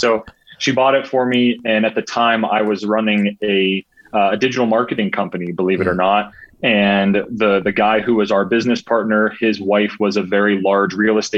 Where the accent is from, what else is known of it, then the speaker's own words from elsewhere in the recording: Pittsburgh, Pennsylvania, United States; now in Boulder, United States; That's where I'm from. Grew up, born and raised in Pittsburgh.